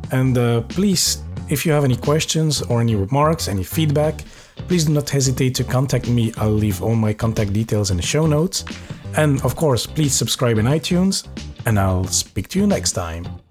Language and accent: English; Belgium; also born or lived in Norway / Paris, France; now in Luxembourg; I'm from Belgium